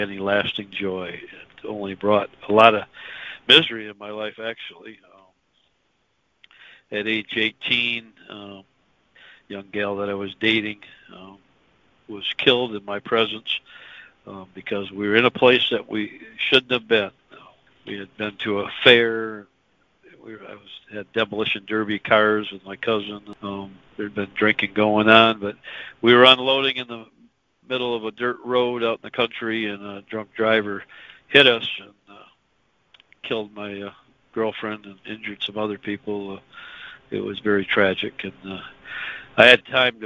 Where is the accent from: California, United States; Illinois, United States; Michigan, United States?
Michigan, United States; West; I was born and raised in West Michigan, and still up there